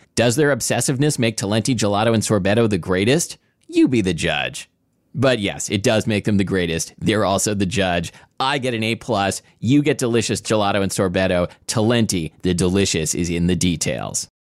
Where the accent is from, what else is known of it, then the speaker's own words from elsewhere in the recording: Portland, United States; we would get stash tea sometimes growing up in Portland